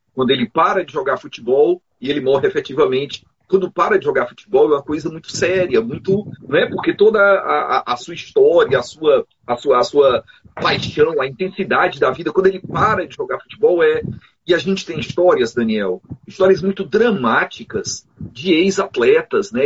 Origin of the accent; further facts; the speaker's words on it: Boa Viagem, Ceará, Brazil; lá do sertão, sou de Boa Viagem